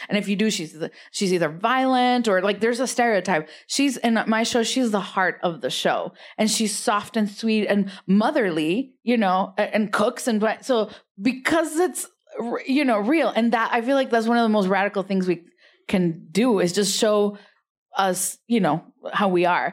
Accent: Rio Grande Valley, South Texas, United States; accent: immigrant accent; now in West Hollywood, United States; I'm from South Texas. I'm not from, uh, East L A. Yeah, R G B, Rio Grande Valley

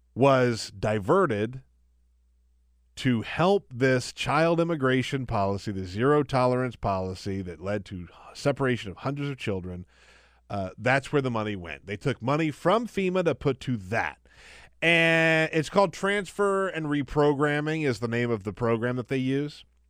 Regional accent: Charleston, South Carolina, United States; my hometown of Charleston

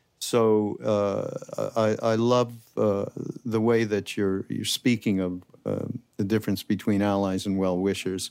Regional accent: Canada; now in United States; I'm from Canada originally, so it's a little different for me, just because I grew up in such a monolithic kind of a thing

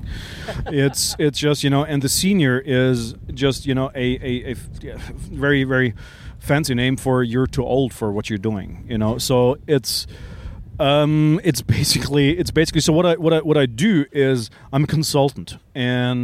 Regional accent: Hamburg, Germany; moved away as an adult; now in Switzerland; So growing up in Hamburg, in a suburb of Hamburg, in the 70s, in the 60s and 70s, and the 80s

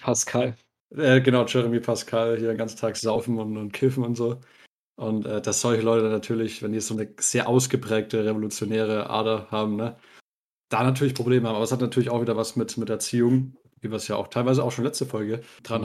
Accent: Bavaria, Germany; wir sind ja aus Bayern

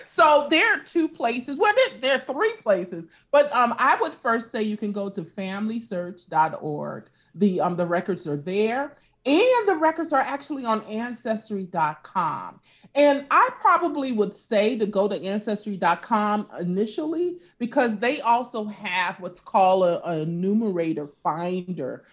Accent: California, United States; also born or lived in Louisiana; I grew up in, in California

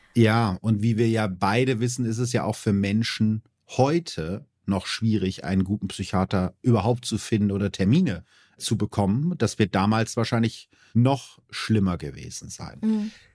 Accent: Germany; als Piefke

